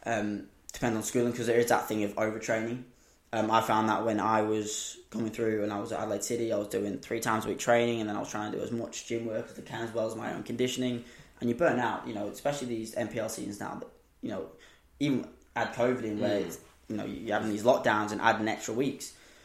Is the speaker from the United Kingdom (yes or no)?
yes; England, United Kingdom; Saying I'm the English one.